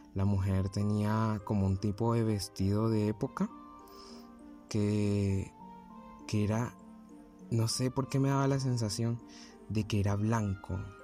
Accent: Barranquilla, Atlántico, Colombia; tengo 18 años y soy de Barranquilla, Colombia.

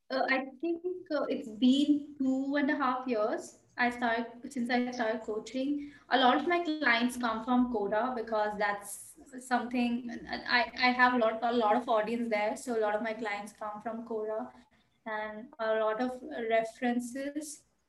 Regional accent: Bhopal, Madhya Pradesh, India; moved away as an adult; also born or lived in Bangalore; stay in Bhopal

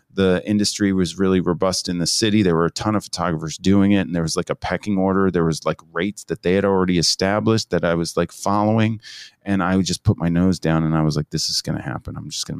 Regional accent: New Jersey, United States; I'm from the Jersey Shore

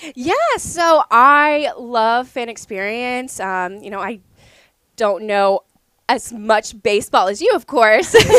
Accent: southern Ohio, United States; moved away as an adult; also born or lived in Lexington, Kentucky; now in Portland, Maine, United States; I'm originally from southern Ohio in the middle of nowhere

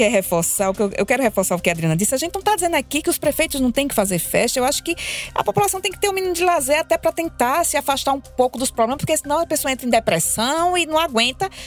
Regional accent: Solânea, Paraíba, Brazil; also born or lived in Bananeiras; porque eu sou de Solânia e, e, e me considero de Bananeiras também, porque é, colada e eu também tive uma vivência, porque estudei em bananeiras

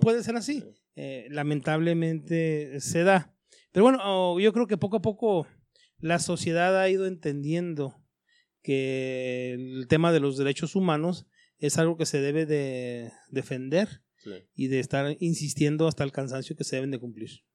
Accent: Hidalgo del Parral, Chihuahua, Mexico; also born or lived in Chapingo; now in Ciudad Juárez, Mexico; yo soy de Parrán

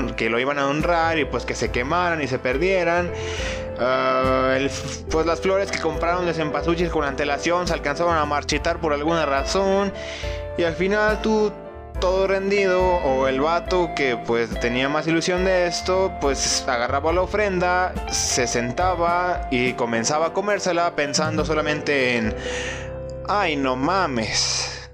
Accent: Nayarit, Mexico; now in Jalisco, Mexico; yo soy de Nayarit y pues he estado en varios lugares de Nayarit, pero vivo en Jalisco

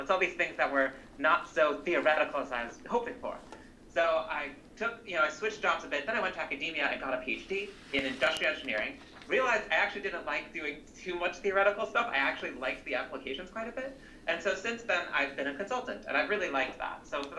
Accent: Rhode Island, United States; now in Seattle, United States; So I grew up in New England, Rhode Island.

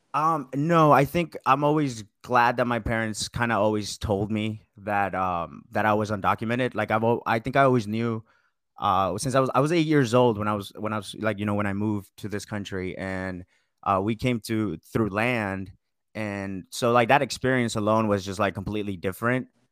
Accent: Marietta, Georgia, United States; Marietta, Georgia, kinda close to Atlanta

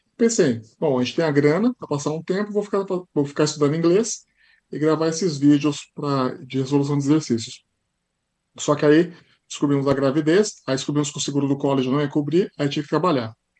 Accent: Brazil; moved away as an adult; also born or lived in Sarnia, Canada / London, Ontario; now in Canada; sou do Brasil

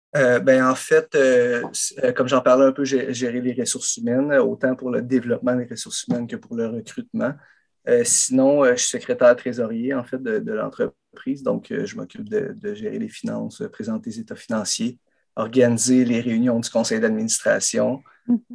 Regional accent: Saint-Adrien, Quebec, Canada; je suis allé euh, à Saint-Adrien, dans mon village natal

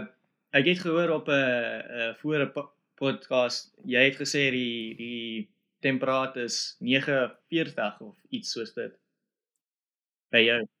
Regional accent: Springs, Gauteng, South Africa; now in Scotland, United Kingdom; ek uh, het groot geword in 'n uh, dorp wat hulle noem Springs. So dit is in Johannesburg

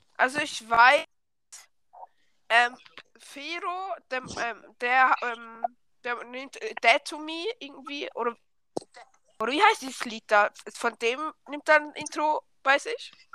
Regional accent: Switzerland; accent: Swiss German; Ja, ich komme aus der Schweiz

